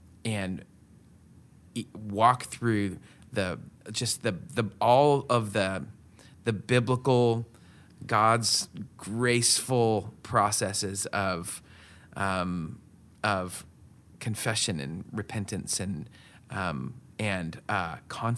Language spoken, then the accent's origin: English; West Coast, United States; so I grew up on the West Coast from very interesting parents, you know. I lived like in the mountains